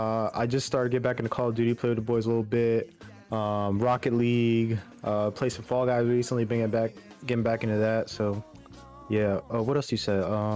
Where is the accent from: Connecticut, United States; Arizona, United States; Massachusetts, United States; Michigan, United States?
Arizona, United States; also born or lived in Bronx, New York; I am from Arizona by way of Bronx, New York.